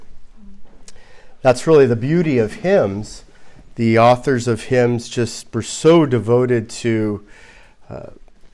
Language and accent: English; Southern California, United States; growing up in Southern California